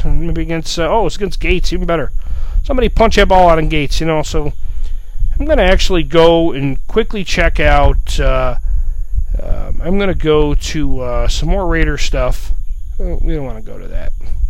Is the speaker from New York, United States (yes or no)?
yes; Buffalo, New York, United States; now in Southwest Florida, United States; I'm from Buffalo, New York. You know, I live in Southwest Florida now.